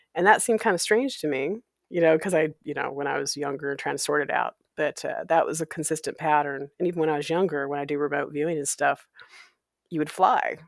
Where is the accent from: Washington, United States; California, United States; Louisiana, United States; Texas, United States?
Washington, United States; Walla Walla; my hometown of Walla Walla, Washington